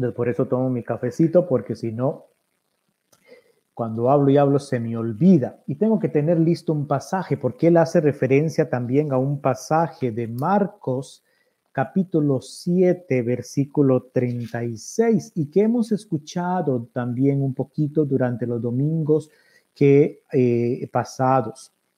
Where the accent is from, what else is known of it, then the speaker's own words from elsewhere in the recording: Costa Rica; como buen tico